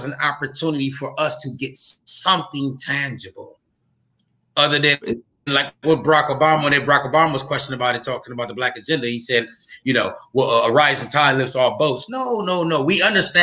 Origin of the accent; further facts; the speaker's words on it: Flint, Michigan, United States; now in Atlanta, United States; I'm from Flint, Michigan. So from there, now I live in Atlanta, Georgia